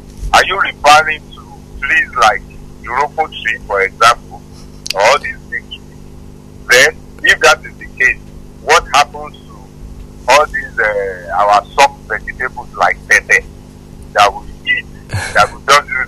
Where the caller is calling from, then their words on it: Ibadan, Oyo, Nigeria; I'm calling from Akobo.